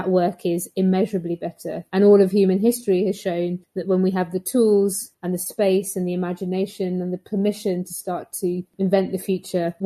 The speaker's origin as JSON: {"language": "English", "town": "Birmingham", "region": "West Midlands", "country": "United Kingdom", "tie": "born or raised there", "said": "I grew up in Stechford in inner city Birmingham"}